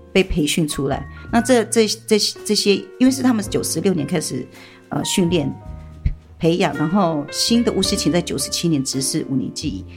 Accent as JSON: {"language": "Chinese", "area": "Tuban village", "region": "Taitung County", "country": "Taiwan", "said": "我是土法部落的人"}